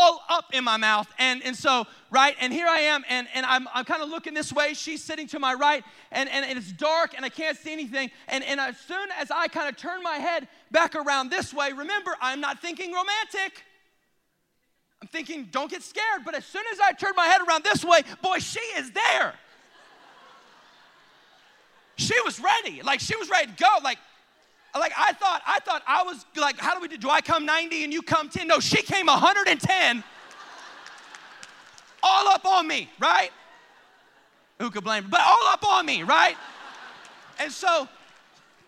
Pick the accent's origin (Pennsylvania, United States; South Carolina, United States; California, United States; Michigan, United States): South Carolina, United States; I grew up in South Carolina